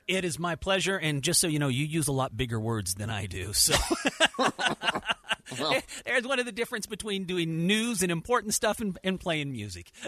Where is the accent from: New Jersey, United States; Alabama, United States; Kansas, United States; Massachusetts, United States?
Kansas, United States; Dodge City; now in Salt Lake City, United States; I was born and raised in Dodge City, Kansas